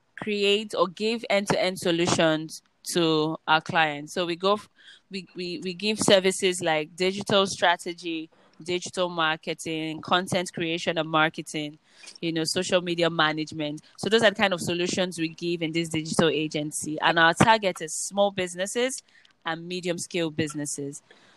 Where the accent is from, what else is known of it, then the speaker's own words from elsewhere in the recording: Nigeria; No, but I was born here in Nigeria.